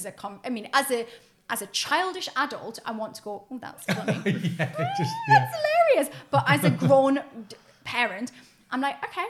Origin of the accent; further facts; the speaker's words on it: Newcastle upon Tyne, North East England, United Kingdom; where I grew up in Newcastle